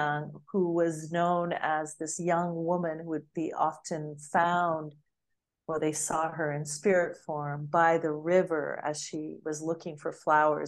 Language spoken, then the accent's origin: English; United States; moved away; also born or lived in Bali; I'm just an American woman.